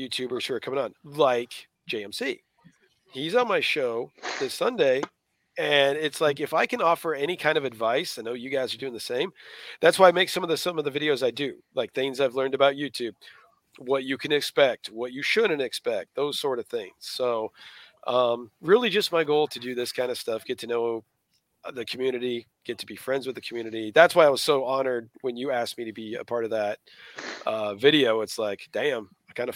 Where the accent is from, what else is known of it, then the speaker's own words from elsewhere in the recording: Colorado Springs, Colorado, United States; moved away as an adult; now in Yukon, United States; Moved from Colorado Springs, Colorado, which I lived in Colorado my whole life up until then